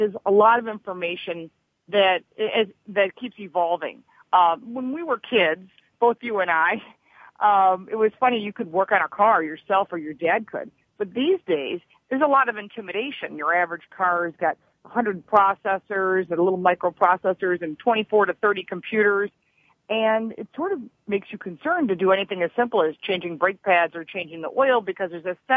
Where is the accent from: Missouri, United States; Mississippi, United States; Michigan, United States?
Michigan, United States; Detroit; I'm from Detroit, and my father worked for the big three automakers